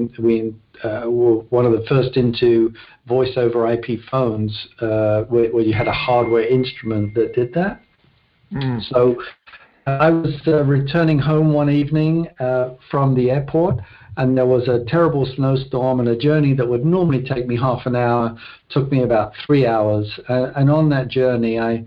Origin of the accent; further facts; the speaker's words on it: London, United Kingdom; moved away; Born and raised in London, West London specifically. The town was called South Harrow, which is a suburb of London